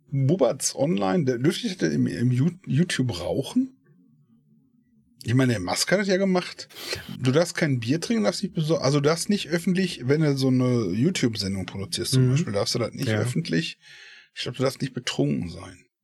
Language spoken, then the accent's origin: German; Essen, North Rhine-Westphalia, Germany; äh, ich bin ja aus Essen.